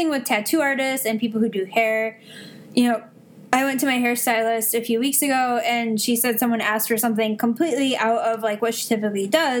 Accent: Midwest, United States; I'm from the Midwest

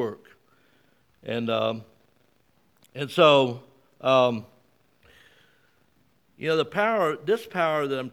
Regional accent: Mississippi, United States; moved away; also born or lived in South Carolina; I see people here who I grew up with in Mississippi back in the late 50s and early 60s

